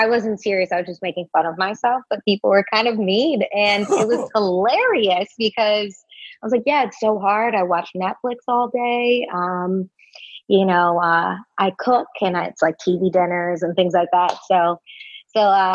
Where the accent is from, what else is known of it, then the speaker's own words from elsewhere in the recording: Cleveland, Ohio, United States; now in Los Angeles, United States; I'm from Cleveland, so I know humidity